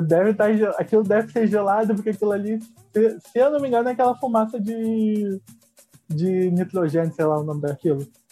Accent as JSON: {"language": "Portuguese", "region": "Rio de Janeiro", "country": "Brazil", "said": "eu sou carioca"}